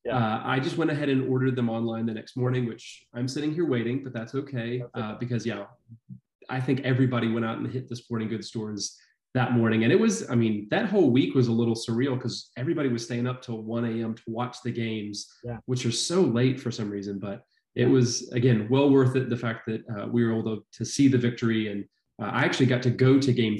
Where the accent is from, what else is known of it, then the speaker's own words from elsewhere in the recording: Atlanta, Georgia, United States; I grew up in Atlanta. I'm an Atlanta native